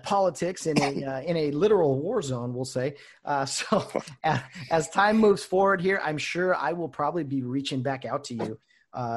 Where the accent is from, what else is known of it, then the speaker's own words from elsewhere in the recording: California, United States; we're both from California.